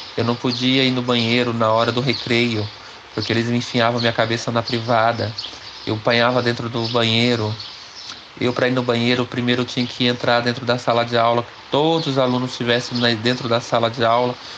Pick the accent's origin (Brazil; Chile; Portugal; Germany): Brazil; Pindamonhangaba, São Paulo; also born or lived in Congonhas do Campo, Minas Gerais / Caxias, Maranhão; saí de Caxias do Maranhão para Pindamonhangaba aos sete anos. E aí saí com 30 anos